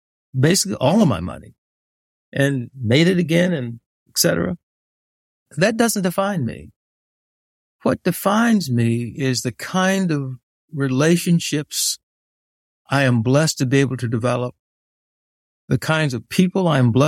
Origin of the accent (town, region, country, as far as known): Tulsa, Oklahoma, United States; born or raised there; also born or lived in Forest City, Arkansas / Kansas City, Missouri